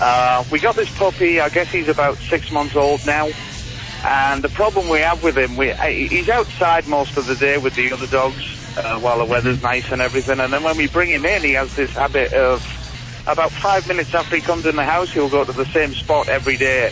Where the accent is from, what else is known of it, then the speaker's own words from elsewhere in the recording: England, United Kingdom; accent: European; moved away as an adult; now in United States; I'm from England.